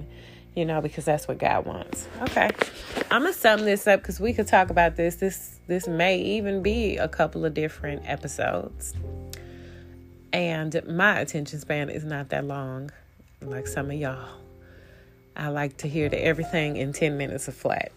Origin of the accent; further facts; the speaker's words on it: Detroit, Michigan, United States; I'm from Detroit